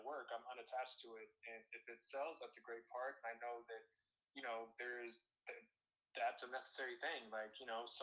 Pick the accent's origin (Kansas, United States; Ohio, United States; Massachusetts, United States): Kansas, United States; Topeka; now in Seattle, United States; in Topeka, where I'm from